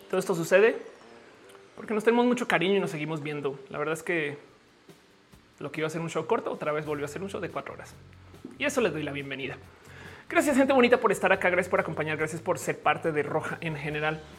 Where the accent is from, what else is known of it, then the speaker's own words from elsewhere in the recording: Mexico; Me explico, yo soy mexicana, eso también.